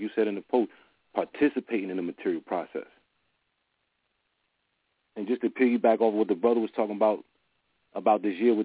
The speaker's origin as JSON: {"language": "English", "region": "New Jersey", "country": "United States", "said": "I'm from Jersey"}